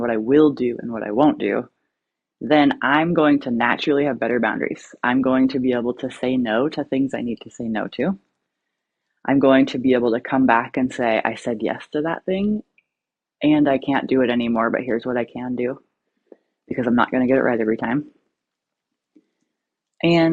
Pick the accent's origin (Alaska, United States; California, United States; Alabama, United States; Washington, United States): Alaska, United States; now in Oregon, United States; I'm from Alaska. I live in Oregon.